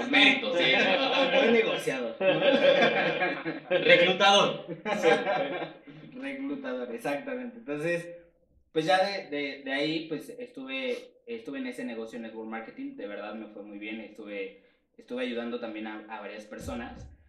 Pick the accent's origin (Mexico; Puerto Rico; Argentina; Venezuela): Mexico; Mexico City; tengo 27 años, soy de aquí de la Ciudad de México.